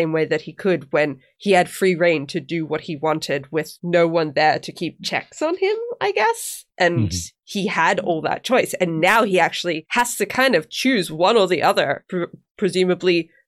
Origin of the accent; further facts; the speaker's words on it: Australia; accent: Australian; well, see, someone said ages and ages ago that I'm losing my Australian accent